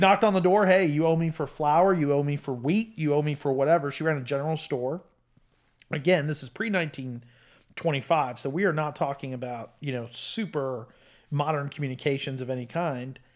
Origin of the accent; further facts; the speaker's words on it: United States; I'm an American of Italian descent, but I'm only, uh, you know, I'm s, second generation